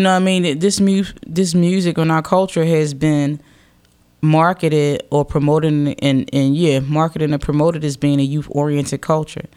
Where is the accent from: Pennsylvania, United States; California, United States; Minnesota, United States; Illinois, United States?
Pennsylvania, United States; Philadelphia; I represent Philadelphia because I'm a Philadelphian.